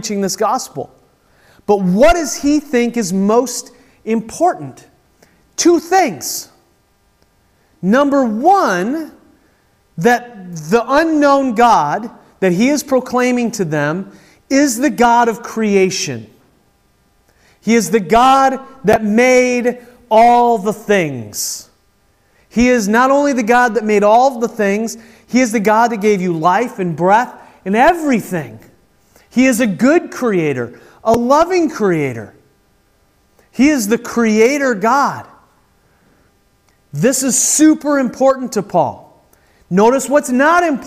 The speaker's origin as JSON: {"language": "English", "country": "United States", "said": "as American Christians"}